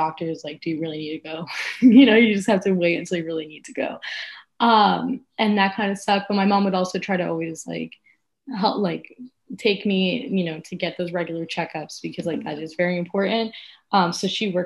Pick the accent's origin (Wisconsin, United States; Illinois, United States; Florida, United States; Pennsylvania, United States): Florida, United States; South; we're both from South Florida, and being from South Florida is so incredibly unique.